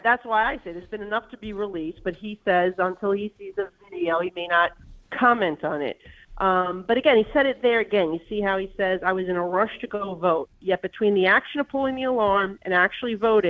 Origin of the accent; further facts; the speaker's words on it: New York City, New York, United States; I think I'm a Republican from New York City, so I've lived under one party rule at the city, state, and federal level for the last few years